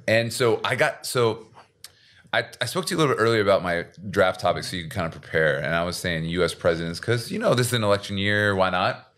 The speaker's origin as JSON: {"language": "English", "town": "Seattle", "region": "Washington", "country": "United States", "moved": "yes", "lives_now": "South Korea"}